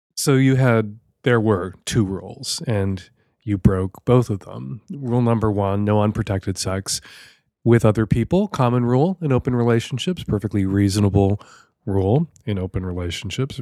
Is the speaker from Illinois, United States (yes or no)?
yes; Chicago, Illinois, United States; now in Seattle, United States; Love you, Chicago. Still my hometown.